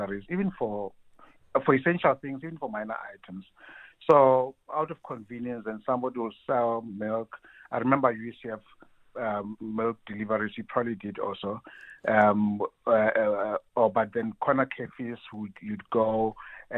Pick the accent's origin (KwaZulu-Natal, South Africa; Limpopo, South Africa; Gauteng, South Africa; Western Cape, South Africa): Gauteng, South Africa; Soweto; Where I grew up in Dubai, in Soweto, there's a store just two, three houses away from where I lived